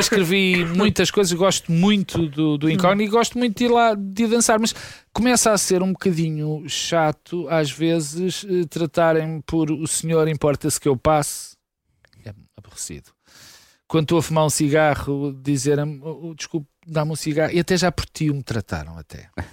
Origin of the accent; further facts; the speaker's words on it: Lisbon, Portugal; also born or lived in Porto; Eu tinha 5 anos Sim. quando vim, eu sou tripeiro, uh, uh, mas vim muito depressa para, para, para Lisboa